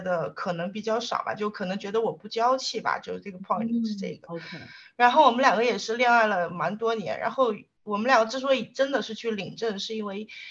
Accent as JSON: {"language": "Chinese", "region": "southern China", "country": "China", "said": "因为我是个南方人嘛"}